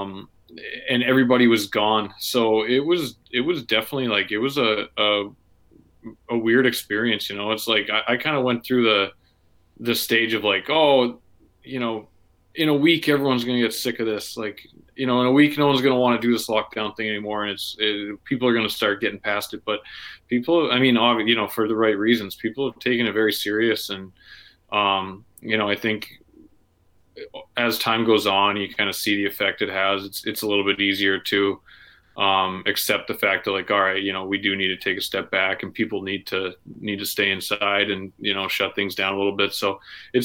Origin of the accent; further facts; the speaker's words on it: Red Deer, Alberta, Canada; I grew up in Red Deer.